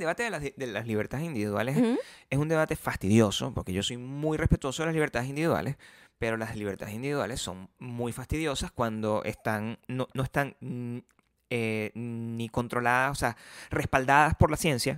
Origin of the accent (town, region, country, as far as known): Paraguaná, Falcón, Venezuela; accent: generic paraguanero; moved away; also born or lived in Caracas